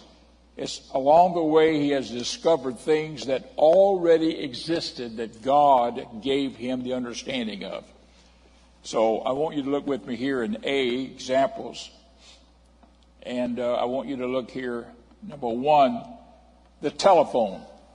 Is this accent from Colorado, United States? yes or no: no; Miami, Florida, United States; as a young man, a boy actually growing up in Miami